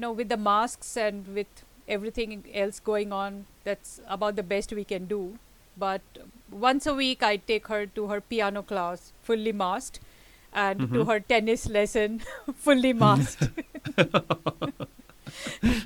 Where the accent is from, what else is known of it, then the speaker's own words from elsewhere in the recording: India; moved away as an adult; now in Tokyo, Japan; I'm Indian by birth and I was brought up in India. And I'm living in Japan, very near Tokyo, since 1991, which is, you know, a full 30 years now.